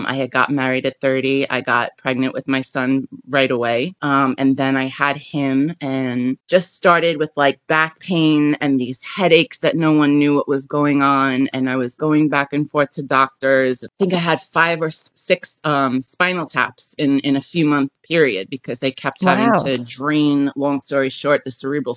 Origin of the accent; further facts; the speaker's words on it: New York City, New York, United States; I'm from Brooklyn.